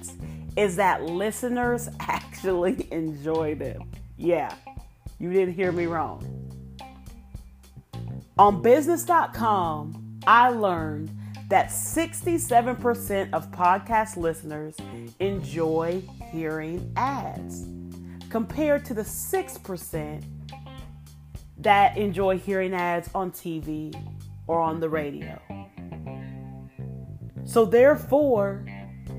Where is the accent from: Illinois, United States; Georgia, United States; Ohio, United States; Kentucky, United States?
Ohio, United States; moved away; I'm originally from Ohio. My grandma was the first in our town